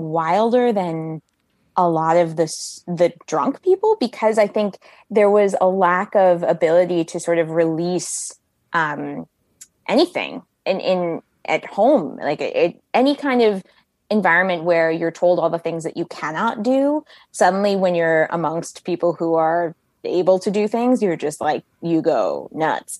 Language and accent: English; Bethesda, Maryland, United States; I grew up in Bethesda, Maryland